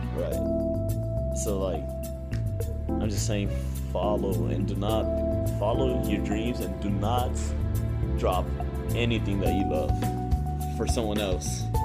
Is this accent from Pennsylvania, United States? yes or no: no; Phoenix, Arizona, United States; moved away as an adult; now in Lindsborg, United States; Growing up in Phoenix, Arizona, it, it was a big town